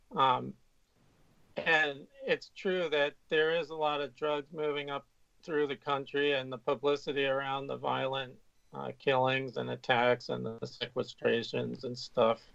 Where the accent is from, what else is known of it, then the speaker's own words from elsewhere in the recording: California, United States; I I grew up in California